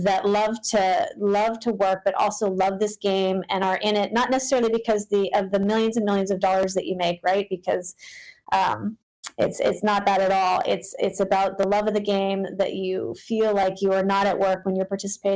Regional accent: West Coast, United States; now in Charlotte, United States; I'm from the West Coast

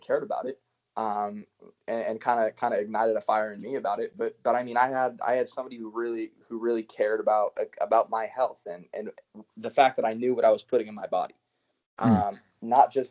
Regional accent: United States; I as an American

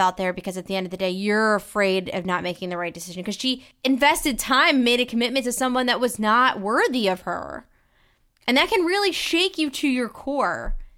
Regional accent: Philadelphia, Pennsylvania, United States; we Philly folks don't all say water or cousin

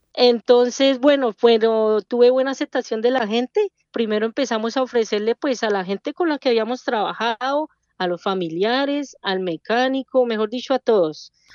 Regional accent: Bogotá, Colombia; moved away as an adult; now in Chicago, United States; Nosotros somos de Bogotá, del el sur de Bogotá, del barrio Molinos.

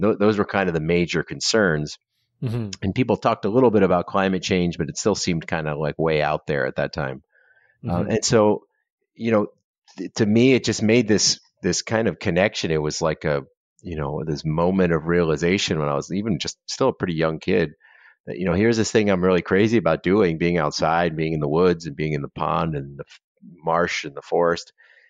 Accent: Florida, United States; And we grew up in Southern Florida. And, you know, there's still pretty wild at that point.

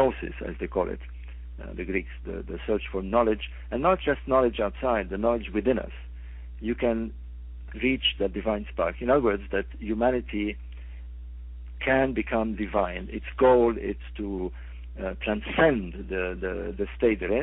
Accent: Alexandria, Alexandria Governorate, Egypt; I'm from Alexandria, by the way. I was born in Alexandria

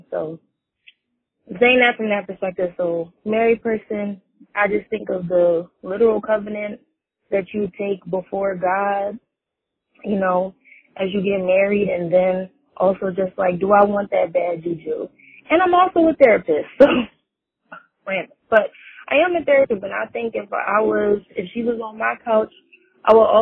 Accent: Philadelphia, Pennsylvania, United States; I'm also from Philly too

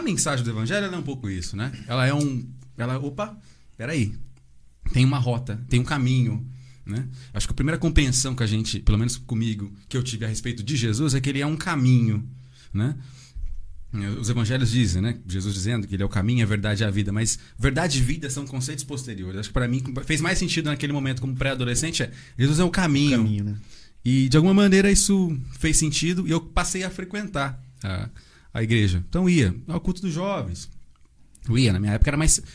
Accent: Santa Isabel, São Paulo, Brazil; now in Arujá, Brazil; E eu nasci aqui, sempre vivi aqui, né? Hoje estou morando em Arujá, mas sempre fui de Santa Isabel

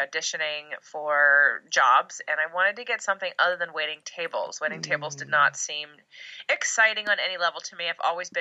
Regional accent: Pennsylvania, United States; now in Los Angeles, United States; originally Pennsylvania, but I live in Los Angeles

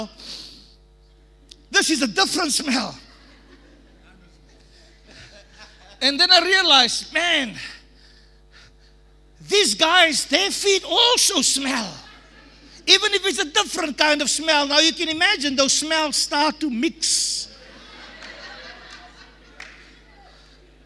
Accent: South Africa; I can only talk about South Africa

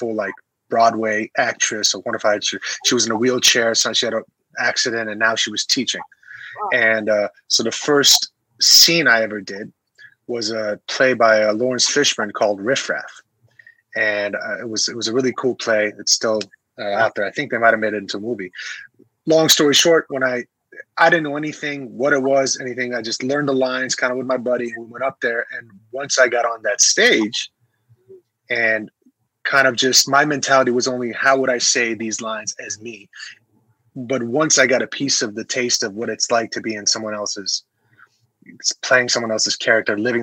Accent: Tehran, Tehran Province, Iran; moved away; Persian. I was born in Iran, Tehran

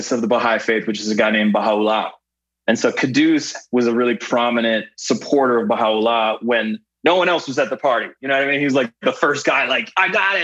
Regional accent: Canada; born or raised there; moved away as an adult

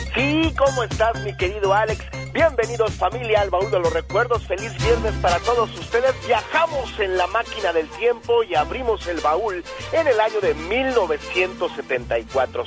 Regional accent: Mexico; como mexicano estando en Alemania

